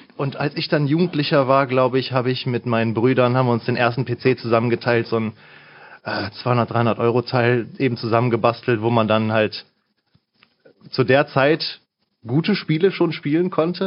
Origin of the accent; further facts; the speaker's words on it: Mönchengladbach, North Rhine-Westphalia, Germany; ich komme hier aus der Gegend tatsächlich